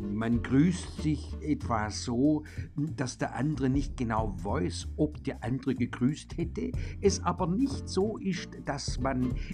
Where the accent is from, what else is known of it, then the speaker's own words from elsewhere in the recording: Bempflingen, Baden-Württemberg, Germany; geht es in besonderer Weise um mich als Person und meinen Heimatort Bempflingen.